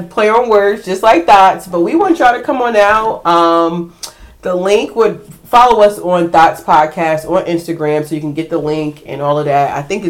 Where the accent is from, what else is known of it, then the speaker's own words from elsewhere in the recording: Sierra Leone; She thought I was African, but I am. I'm from Sierra Leone.